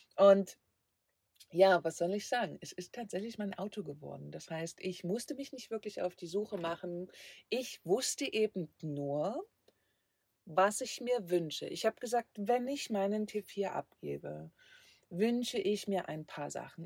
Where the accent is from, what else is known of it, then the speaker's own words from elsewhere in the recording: Leipzig, Saxony, Germany; moved away; Leipzig ist meine Heimat.